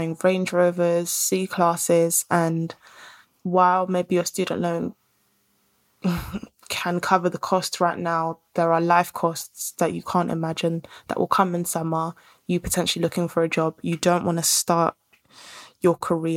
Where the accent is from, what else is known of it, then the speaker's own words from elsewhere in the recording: Nigeria; I'm Nigerian. I'm in Ghana.